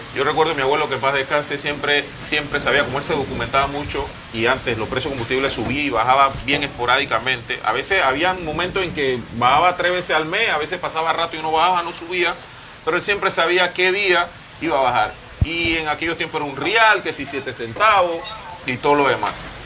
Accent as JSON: {"language": "Spanish", "country": "Panama"}